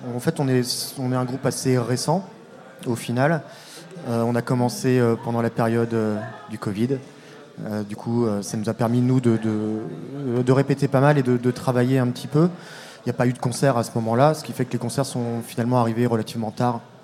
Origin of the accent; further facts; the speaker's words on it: La Roche-sur-Yon, Pays de la Loire, France; now in Rennes, France; Ça fait très longtemps que j'habite ici, mais euh, j'ai grandi à La Roche-sur-Yon